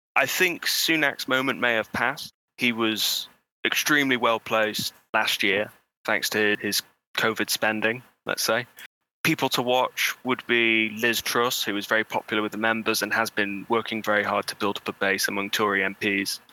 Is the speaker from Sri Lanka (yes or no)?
no; Bolsover, East Midlands, United Kingdom; I'm from Bolsover, which is one of the most intensely Brexity places in the country